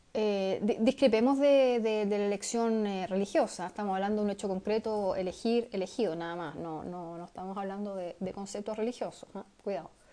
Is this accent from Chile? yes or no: yes; Chile; siendo chileno